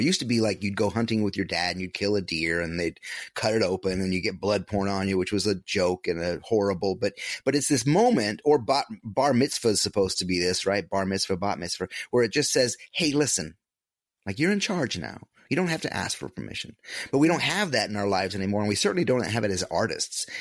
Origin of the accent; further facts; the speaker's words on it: upstate New York, United States; moved away as an adult; a little small upstate, upstate New York hometown